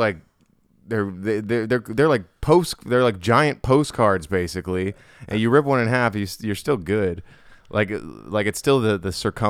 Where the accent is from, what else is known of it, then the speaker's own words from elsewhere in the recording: Hawaii, United States; growing up in Hawaii